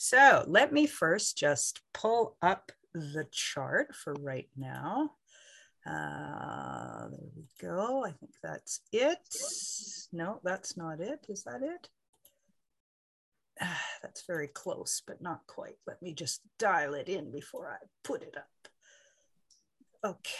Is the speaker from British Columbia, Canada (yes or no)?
no; Southern Ontario, Canada; I grew up in Southern Ontario